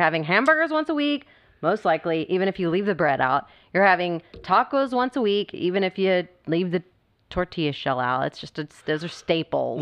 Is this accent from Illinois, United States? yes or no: no; Texas, United States; Being a Texan